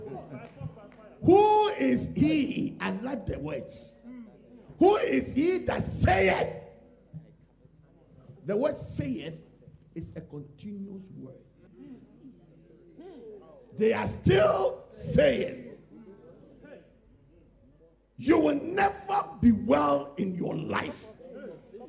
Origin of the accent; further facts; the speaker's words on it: London, United Kingdom; I am from London